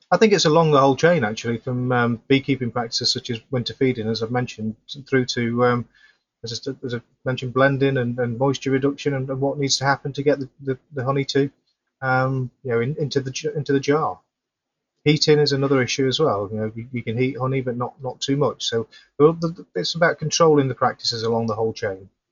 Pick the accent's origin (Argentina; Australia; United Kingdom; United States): United Kingdom; Yorkshire and the Humber; moved away; also born or lived in Sheffield; I'm originally from South Yorkshire, that area, so I do go back to, to visit family and friends occasionally